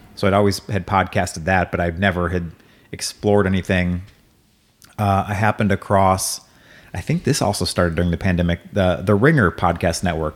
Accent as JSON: {"language": "English", "town": "Hazelwood", "region": "Missouri", "country": "United States", "tie": "born or raised there", "also_born_or_lived": "Waco, Texas / Saint Charles, Missouri", "said": "I was born in Waco, grew up, uh, from the time I was like two to, through high school in Hazelwood"}